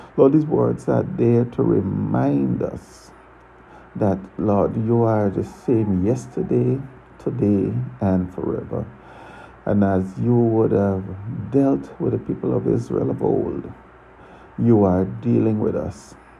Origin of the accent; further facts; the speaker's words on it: Guyana; now in Tortola, British Virgin Islands; I was born in Guyana, South America. I now live and reside in Tortola, British Virgin Islands